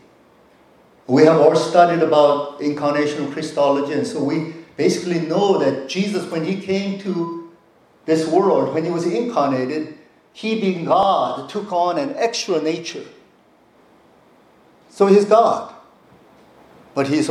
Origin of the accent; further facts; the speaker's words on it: North Carolina, United States; now in South Korea; I grew up in the East Coast in North Carolina